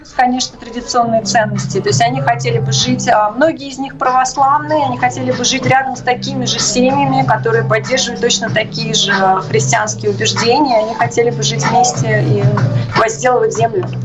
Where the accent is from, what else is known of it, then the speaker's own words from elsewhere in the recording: Russia; moved away as an adult; also born or lived in United States; Я сама россиянка, которая прожила в США более 9 лет, э, и год назад, в феврале, мы с мужем и с пятью детьми переехали сюда, в Россию